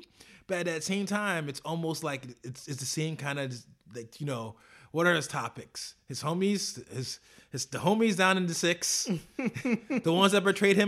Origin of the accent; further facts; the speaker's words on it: New York, United States; The streets of Toronto. And I say that, you know, as a New Yorker.